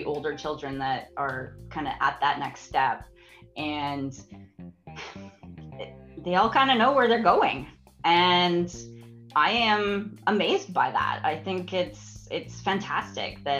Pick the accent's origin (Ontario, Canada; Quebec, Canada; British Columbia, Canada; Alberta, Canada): Alberta, Canada; I was born and raised in Alberta